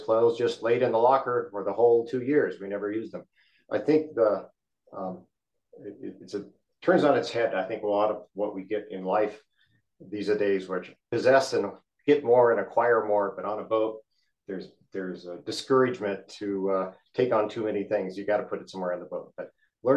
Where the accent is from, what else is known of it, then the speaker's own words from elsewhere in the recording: Midwest, United States; moved away as an adult; also born or lived in Arizona; We're from the Midwest originally. We lived in Arizona, in the Southwest for 30 plus years before we did this loop adventure.